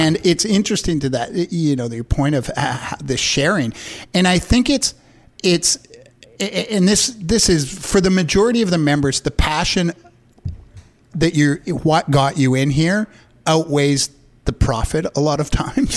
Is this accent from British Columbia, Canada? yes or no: yes; Vancouver, British Columbia, Canada; I grew up in Vancouver